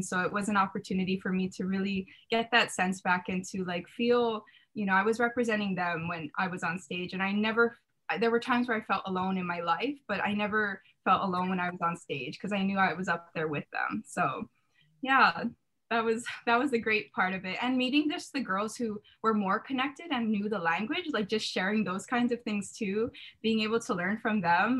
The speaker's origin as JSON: {"language": "English", "town": "Ewa Beach", "region": "Hawaii", "country": "United States", "tie": "born or raised there", "said": "I was commuting from Eva Beach, waking up at 5 a.m."}